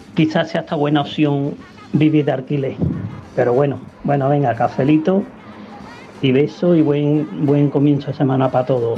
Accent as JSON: {"language": "Spanish", "town": "Seville", "region": "Andalusia", "country": "Spain", "said": "yo soy del Polígono San Pablo, yo de barrio no me cambio"}